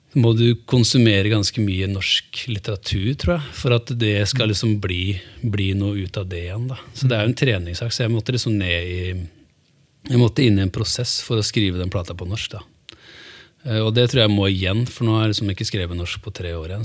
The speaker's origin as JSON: {"language": "Norwegian", "town": "Hamar", "region": "Innlandet", "country": "Norway", "tie": "born or raised there", "also_born_or_lived": "Italy", "moved": "yes", "lives_now": "Oslo, Norway", "said": "Jeg er oppvokst på Storhamar"}